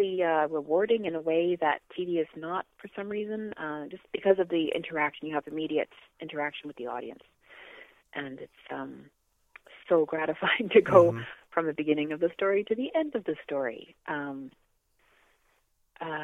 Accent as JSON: {"language": "English", "country": "Canada", "said": "I'm from Canada"}